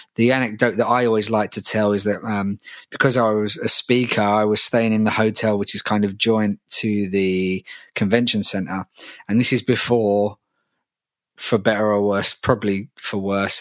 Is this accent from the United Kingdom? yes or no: yes; London, United Kingdom; It's in my hometown